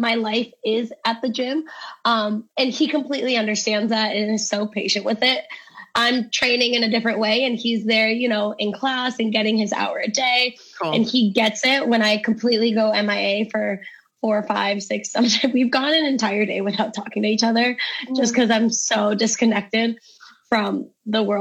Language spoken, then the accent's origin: English; Cleveland, Ohio, United States; We're both from Cleveland here